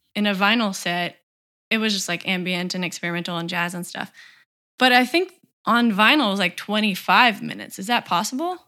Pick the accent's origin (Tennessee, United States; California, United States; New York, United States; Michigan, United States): Tennessee, United States; I'm from Tennessee